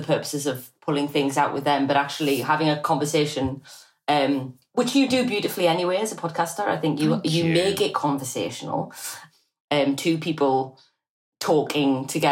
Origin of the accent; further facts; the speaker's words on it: Newcastle upon Tyne, North East England, United Kingdom; I'm from Newcastle